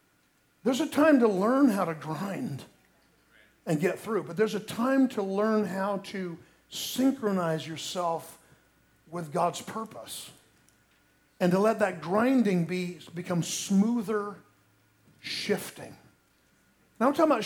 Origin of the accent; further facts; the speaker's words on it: Sanford, Florida, United States; where I grew up in Sanford is a lot closer to the coast